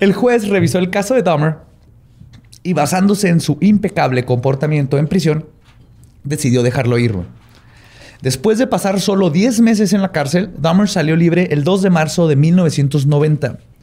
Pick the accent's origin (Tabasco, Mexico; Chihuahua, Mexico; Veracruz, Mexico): Chihuahua, Mexico; soy de Chihuahua